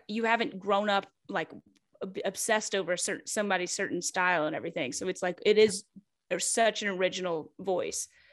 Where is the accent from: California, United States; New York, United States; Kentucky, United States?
Kentucky, United States; moved away as an adult; now in Atlanta, United States; I'm from Kentucky